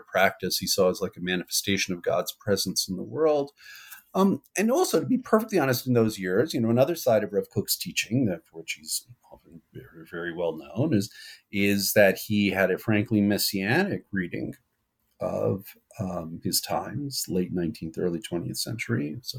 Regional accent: New York City, New York, United States; I'm from New York originally. I grew up in the west side of Manhattan, as I always say, the pre-gentrified west side of Manhattan. Grew up in the world of modern orthodoxy.

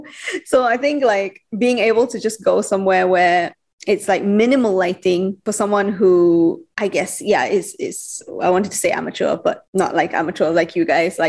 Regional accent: Sabah, Malaysia; I'm actually from Sabah

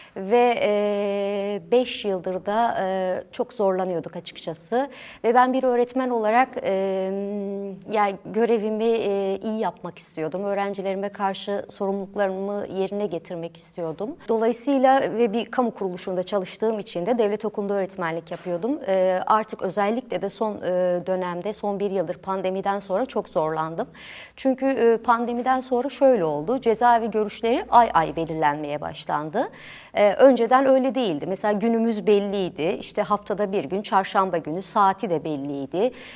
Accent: Diyarbakır, Diyarbakır Province, Turkey; also born or lived in Ankara; bütün hayatım boyunca iki yıl Diyarbakır dışında yaşadım.

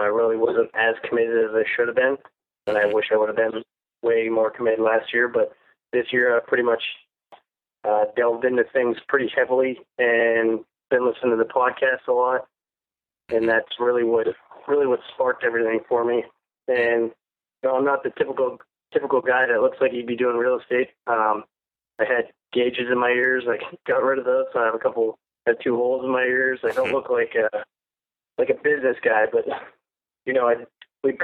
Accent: Erie, Pennsylvania, United States; I'm from Erie, Pennsylvania, right on the lake.

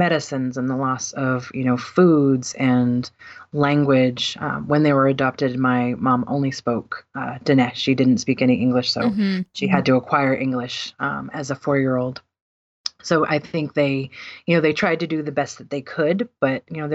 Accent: southern Maine, United States; also born or lived in Arizona; I was born in Arizona, and when I was about a year old, my mom and dad decided to move back to Maine. And so I grew up here in southern Maine

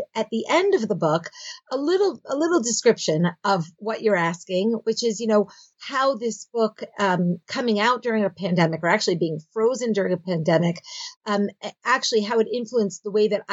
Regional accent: Philadelphia, Pennsylvania, United States; moved away as an adult; now in Israel; I grew up in Philadelphia

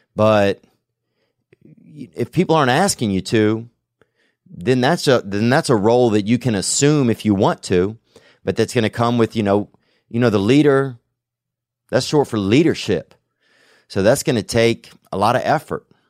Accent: the South, United States; accent: Southern; moved away as an adult; now in Los Angeles, United States; growing up in the South, dude, you, there's a lot more racial shit you grew up around

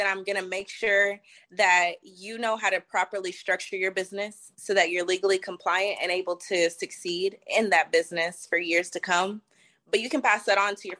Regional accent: Houston, Texas, United States; I'm born and raised in Houston, Texas.

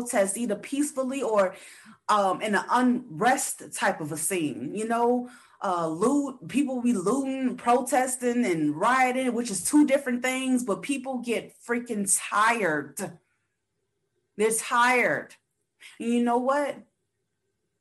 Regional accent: United States; I do know as an American citizen

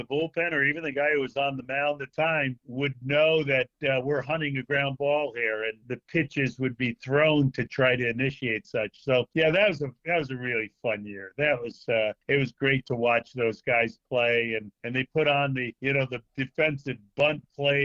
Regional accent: Stamford, Connecticut, United States; my hometown of Stamford, Connecticut

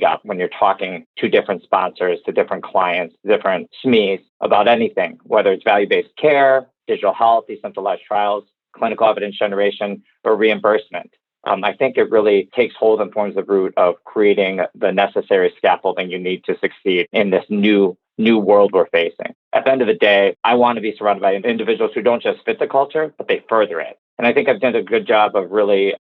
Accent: Detroit, Michigan, United States; the area I grew up in Metro Detroit

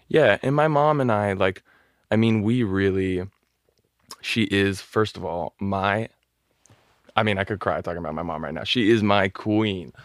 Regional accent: Newport Beach, California, United States; moved away as an adult; also born or lived in Los Angeles; I grew up in Orange County in Newport Beach

